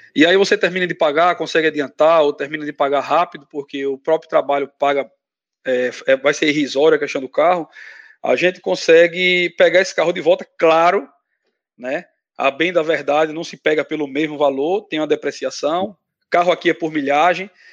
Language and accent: Portuguese; Brazil; moved away as an adult; now in United States; sou advogado no Brasil, Emigrei é, imigrei para cá, para os Estados Unidos, faz um ano e oito meses